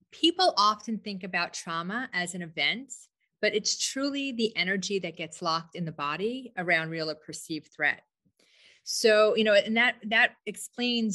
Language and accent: English; New York, United States; moved away as an adult; now in Scottsdale, United States; I'm a New Yorker, but I've been here 19 years